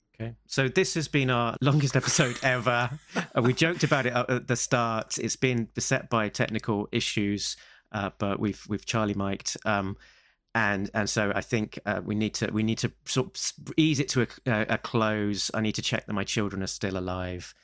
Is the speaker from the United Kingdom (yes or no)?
yes; England, United Kingdom; we're the guy from England